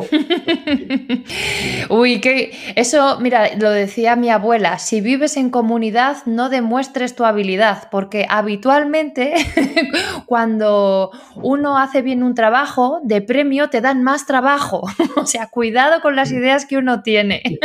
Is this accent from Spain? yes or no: yes; La Rioja, Spain; yo soy de Rioja